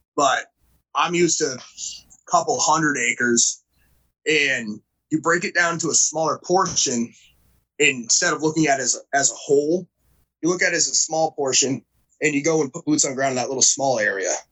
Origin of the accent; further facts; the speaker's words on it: New Hampshire, United States; I grew up in New Hampshire, so I've always kind of been in the New England area